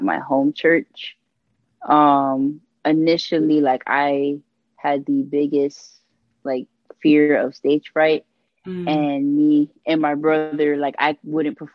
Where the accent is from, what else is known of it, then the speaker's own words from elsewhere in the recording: Miami, Florida, United States; I'm born and raised in 305 Miami, Florida, Dade County